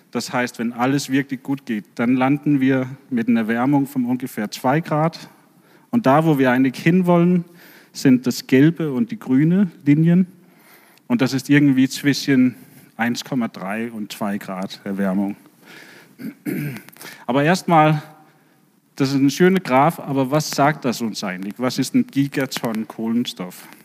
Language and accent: German; Denmark; German is a second language; now in Bremen, Germany; dass ich komme ursprünglich aus Dänemark